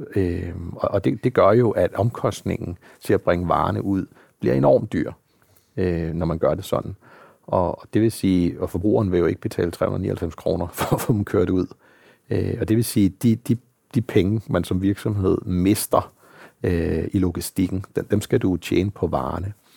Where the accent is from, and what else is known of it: Denmark